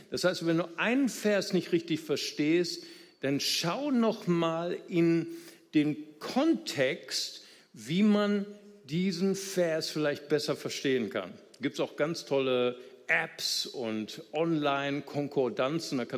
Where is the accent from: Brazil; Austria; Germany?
Brazil; unser größter Gegner als Brasilianer, nicht wahr?